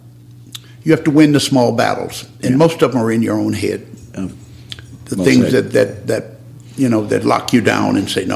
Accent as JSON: {"language": "English", "region": "Arkansas", "country": "United States", "tie": "born or raised there", "said": "And that was a humble beginning. Yeah. but you know, that was Arkansas."}